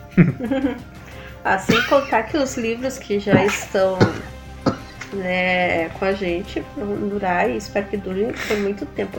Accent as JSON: {"language": "Portuguese", "country": "Brazil", "said": "nós como brasileiros"}